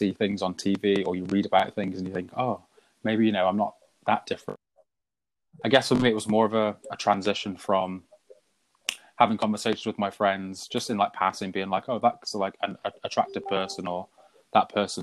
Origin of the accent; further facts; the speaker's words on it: Shropshire, West Midlands, United Kingdom; moved away; I'm originally from Shropshire, which is on the border between England and Wales.